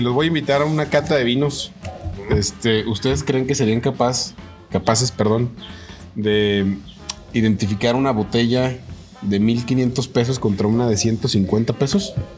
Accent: Mexico; como mexicano

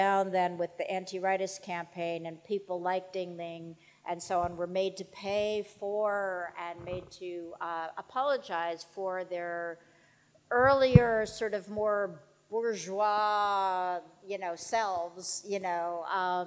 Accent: New York, United States; I'm a New Yorker

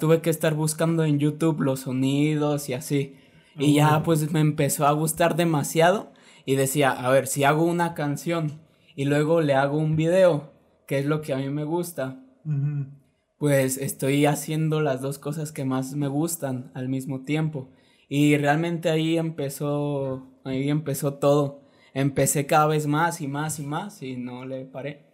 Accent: Guadalajara, Jalisco, Mexico; soy un rapero de Guadalajara

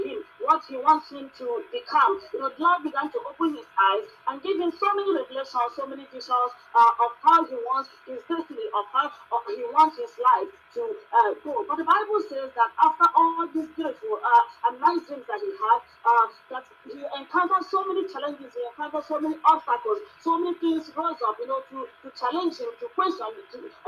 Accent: Nigeria; now in Johannesburg, South Africa; I'm a Nigerian residing here in South Africa

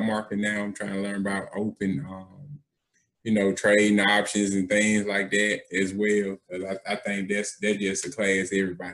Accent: Birmingham, Alabama, United States; also born or lived in Eufaula, Alabama; I was born in Eufaula, Alabama. But I'm from Birmingham, South Side.

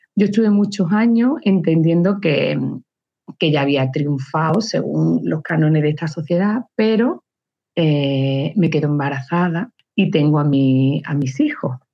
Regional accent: Luque, Andalusia, Spain; also born or lived in Barcelona / Seville / Algeciras / Málaga; Nací en Cataluña, pero de padres, abuelos, bisabuelos cordobeses. Mi padre era un eterno enamorado de su tierra y siempre quiso volver. Entonces, aunque yo mis primeros años fueron en Cataluña, en Barcelona, en el momento que, que yo tenía ocho años, volvimos a Córdoba

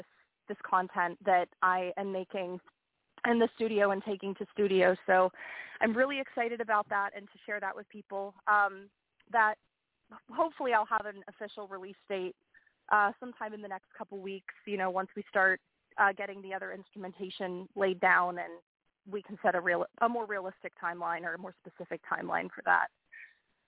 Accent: Pittsburgh, Pennsylvania, United States; Pittsburgh, which is my hometown.

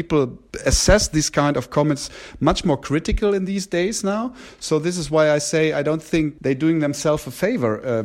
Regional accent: Germany; we've been raised in Germany

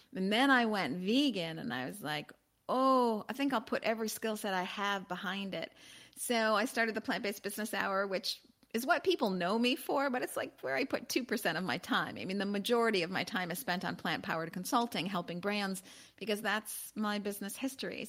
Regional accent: Chicago, Illinois, United States; also born or lived in Los Angeles; I'm originally from Chicago, although I am in Los Angeles today

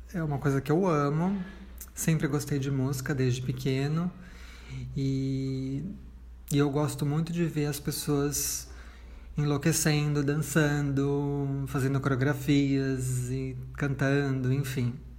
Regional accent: São Paulo, Brazil; Eu nasci em São Paulo, capital, nascida e criada.

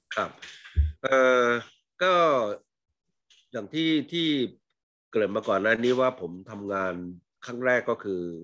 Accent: Isan, Thailand; moved away; เราไม่ใช่เด็กดอยนะฮะผมเป็นคนเด็กอีสานเนี่ยที่ไม่มีไม่ค่อยมีภูเขาเพิ่งอยู่ตอนภูเขาตอนหลังเนี่ย

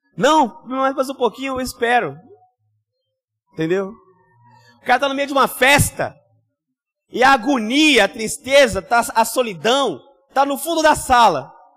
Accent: Rio de Janeiro, Brazil; eu só posso ser carioca

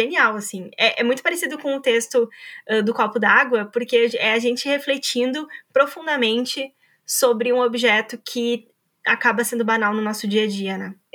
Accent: Brazil; para entender tudo aquilo que o carnaval representa para nós enquanto brasileiros, né?

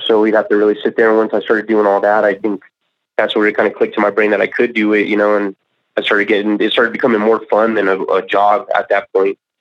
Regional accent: Colorado Springs, Colorado, United States; also born or lived in San Luis Valley, Colorado / Alamosa, Colorado; I was born and raised in Colorado Springs, and um, I was out there for at least until like a ninth grade or so. And then that's when I moved out to the uh, San Luis Valley.

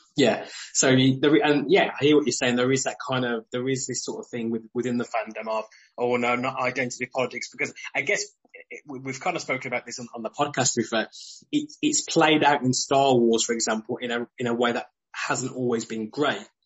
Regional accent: United Kingdom; especially as a Brit

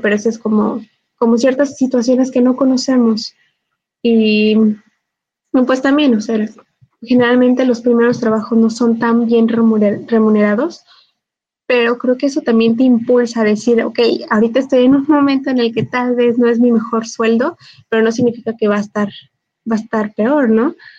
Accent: Cortazar, Guanajuato, Mexico; moved away; yo vengo de un, de un eh, pueblito, ya les he contado que vengo de Cortazar

